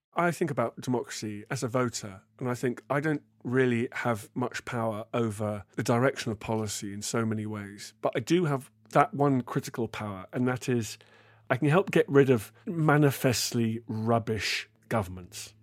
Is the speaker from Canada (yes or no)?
yes; Canada; As a Canadian